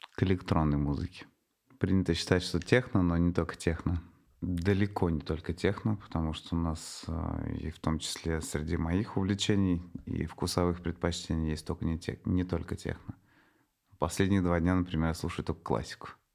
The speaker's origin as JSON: {"language": "Russian", "town": "Nizhnekamsk", "region": "Tatarstan", "country": "Russia", "tie": "born or raised there", "also_born_or_lived": "Moscow", "moved": "as an adult", "said": "моих э, земляков из Татарстана, из Нижнекамска, я родом из Нижнекамска, из Казани"}